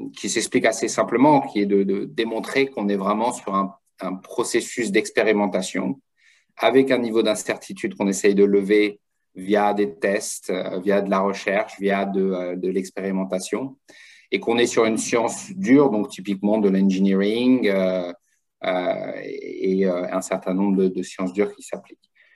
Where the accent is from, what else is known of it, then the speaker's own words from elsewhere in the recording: France; moved away as an adult; now in United States; je suis français d'origine hein, et je suis parti aux États-Unis, ça fait maintenant 17 euh, ans